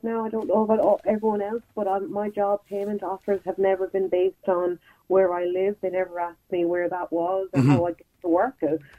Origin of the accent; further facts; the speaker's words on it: Galway, Connacht, Ireland; I'm not from Dublin, I'm from Galway